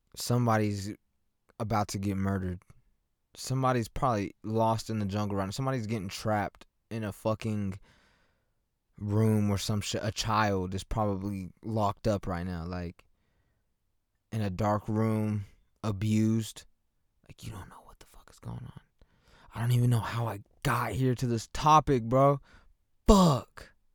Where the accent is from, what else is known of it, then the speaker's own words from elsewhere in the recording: Lawton, Oklahoma, United States; I'm from Lawton. I'm born and raised here